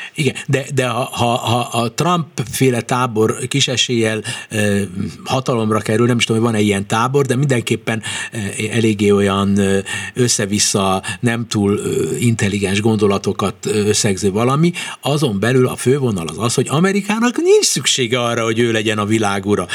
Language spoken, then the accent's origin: Hungarian; Hungary; magyarok vagyunk